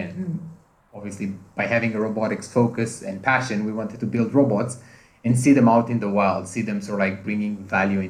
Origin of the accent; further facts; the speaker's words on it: Romania; now in United Kingdom; I'm originally from Romania